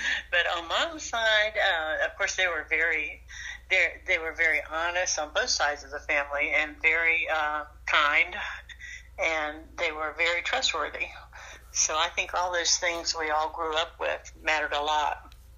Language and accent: English; Hazlehurst, Georgia, United States; I was born in Hazelhurst, Georgia, which is a very rural area, area of South Georgia